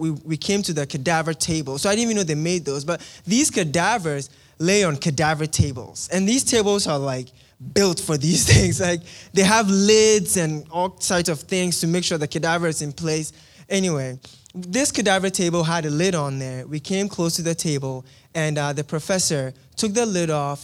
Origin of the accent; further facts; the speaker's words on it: Ghana; moved away; I am from Ghana in West Africa.